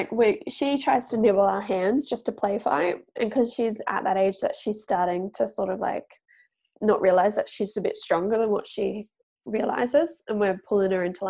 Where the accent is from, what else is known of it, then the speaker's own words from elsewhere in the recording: Gold Coast, Queensland, Australia; I'm from the Gold Coast. So that is about an hour south of Brisbane. The main part of the Gold Coast is called Surfers Paradise.